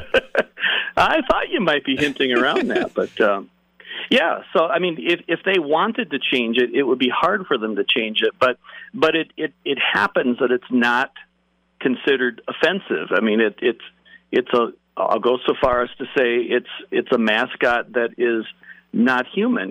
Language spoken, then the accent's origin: English; Chicago, Illinois, United States; I grew up in the Chicago area in the suburbs